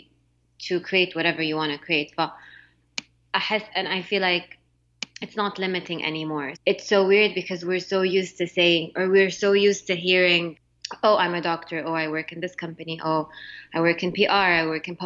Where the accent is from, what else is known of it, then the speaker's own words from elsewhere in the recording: Jeddah, Makkah Province, Saudi Arabia; moved away as an adult; also born or lived in Montreal, Canada / Mecca; now in United States; I grew up in Jeddah